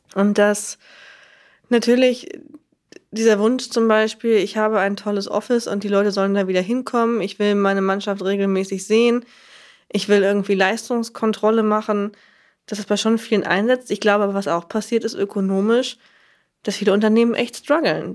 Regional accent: Lower Saxony, Germany; ich komme aus Niedersachsen, in einem Kaff in Niedersachsen

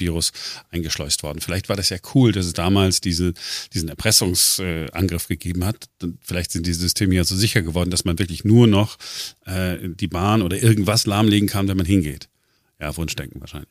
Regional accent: Duisburg, North Rhine-Westphalia, Germany; now in Berlin, Germany; ich bin ja im Ruhrgebiet groß geworden, äh, 1985, äh, Duisburg

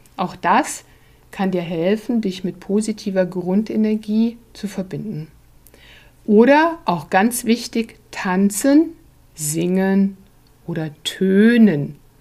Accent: Germany; als Deutsche

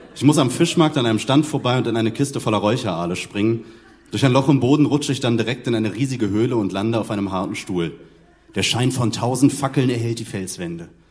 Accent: Hamburg, Germany; also born or lived in Lübeck; ich komme aus Lübeck. Ähm, bin quasi hier in Hamburg äh, groß geworden

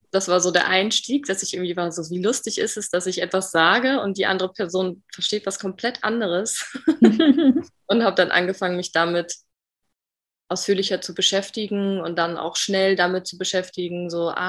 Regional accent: Bremen, Germany; ich bin 27 Jahre alt noch. Mm, ich komme aus Bremi, aus Bremen im Norden von Deutschland.

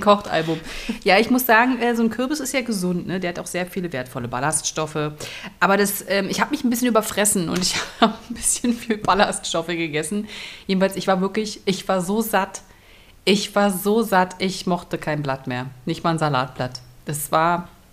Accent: Berlin, Germany; moved away; Ich komme ja aus Berlin.

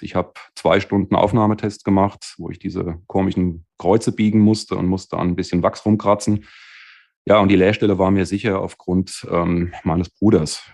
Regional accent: Bad Homburg region, Hesse, Germany; also born or lived in Wiesbaden; ich bin dann in das wunderschöne Bad Homburg wieder quasi zurück zu der Region, wo ich aufgewachsen bin

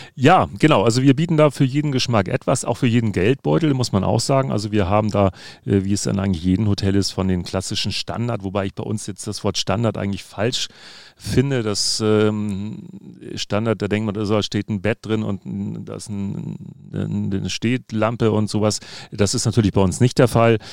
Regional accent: Hamburg, Germany; dass ich gebürtiger Hamburger bin, sondern darüber hinaus tatsächlich auf St. Pauli geboren wurde

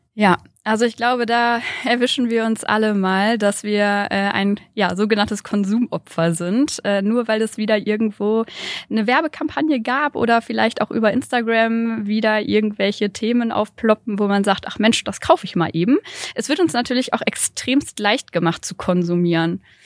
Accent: Bielefeld, North Rhine-Westphalia, Germany; Ich komme aus Bielefeld

